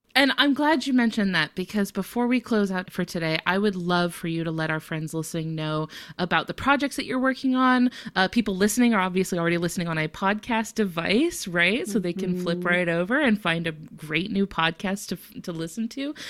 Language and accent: English; Florida, United States; I'm from Florida